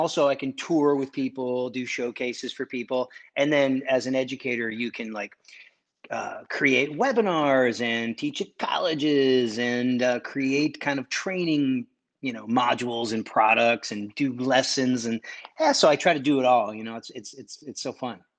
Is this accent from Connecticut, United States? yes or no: yes; Connecticut, United States; I'm, I'm from Connecticut. I'm kinda like an East Coast kid